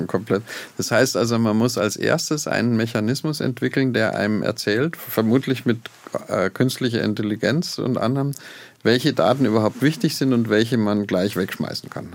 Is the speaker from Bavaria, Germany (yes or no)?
yes; Oberammergau, Bavaria, Germany; moved away; also born or lived in Garching; ich bin in Oberammergau geboren